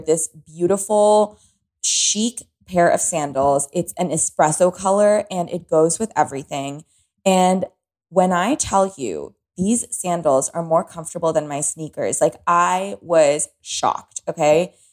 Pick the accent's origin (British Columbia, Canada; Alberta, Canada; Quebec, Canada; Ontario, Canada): Ontario, Canada; Toronto; moved away as an adult; now in Los Angeles, United States; I am from Toronto. I have lived only in walking cities. LA is brand new to me.